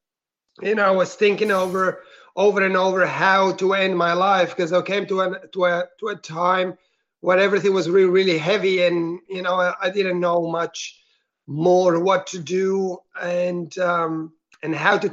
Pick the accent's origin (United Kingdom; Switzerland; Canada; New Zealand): Switzerland; moved away as an adult; also born or lived in Italy; now in Melbourne, Australia; I grew up in Switzerland